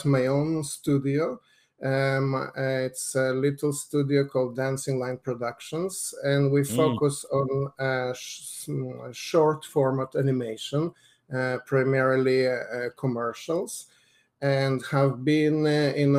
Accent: Lithuania; moved away; I grew up in Lithuania

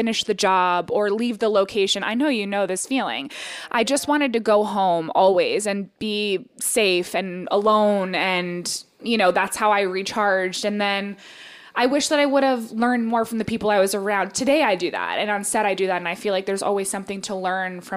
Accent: United States; I am American as it gets

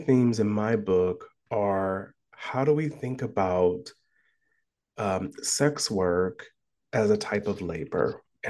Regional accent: Columbus, Ohio, United States; So I was born and raised in Columbus, Ohio.

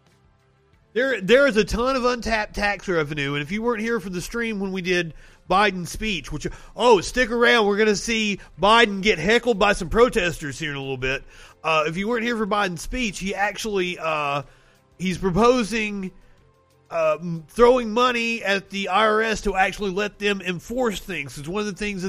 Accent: Eastern Kentucky, United States; I'm from Eastern Kentucky, where the coal industry was allowed to just pump coal sludge into the water for fucking decades

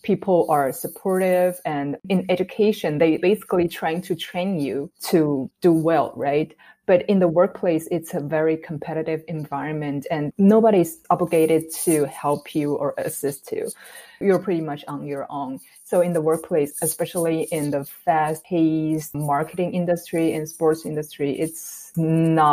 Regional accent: Taiwan; moved away as an adult; also born or lived in Minnesota, United States; I'm born and raised in Taiwan, and I went to school in the U.S. for my graduate degree in University of Minnesota

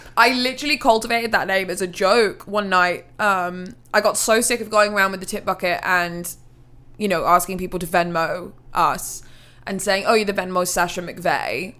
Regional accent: Hereford, West Midlands, United Kingdom; moved away as an adult; now in Nashville, United States; I'm from England, originally. Very small, small, small, small city called Hereford.

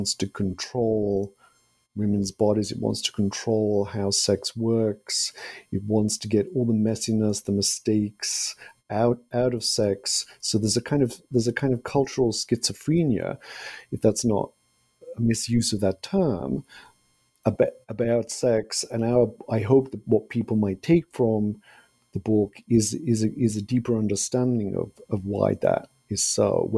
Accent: United Kingdom; moved away; I'm originally from Britain, but this is the first time I've seen Oliver in a couple of years. And I've not been back to Britain in several years, in part because of the pandemic.

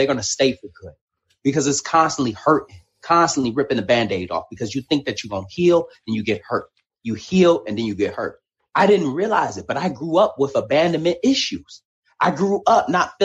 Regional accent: Detroit, Michigan, United States; Me growing up in Detroit, Michigan, raised by a single mother

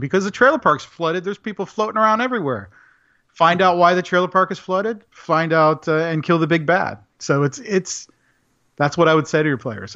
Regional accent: Central Florida, United States; I did grow up in the country up in Central Florida

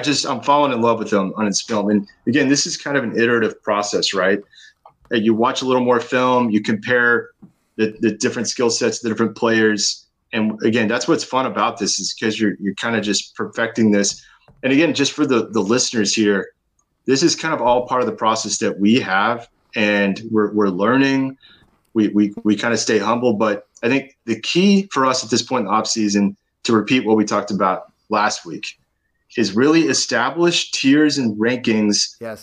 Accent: Austin, Texas, United States; I'm from Austin, a big Longhorn fan

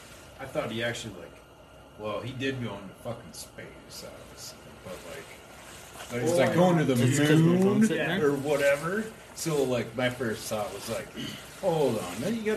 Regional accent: South Dakota, United States; now in Casper, United States; back in my home state, South Dakota

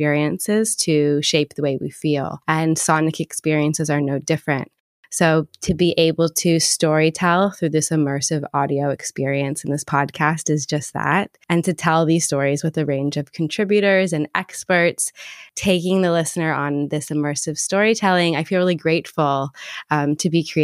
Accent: Toronto, Ontario, Canada; moved away as an adult; now in London, United Kingdom; I'm originally from Toronto and I moved to London like 9 years ago now

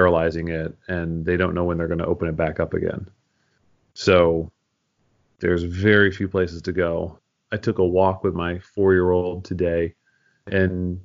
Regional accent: Philadelphia, Pennsylvania, United States; also born or lived in Amherst, Massachusetts; now in Champaign, United States; I'm actually from Philadelphia. So I have a lot of Philadelphia pride

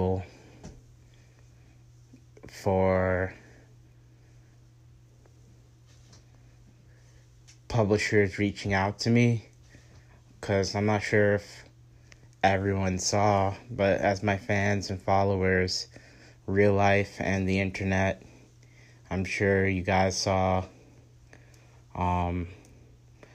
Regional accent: New York City, New York, United States; I was born in Queens

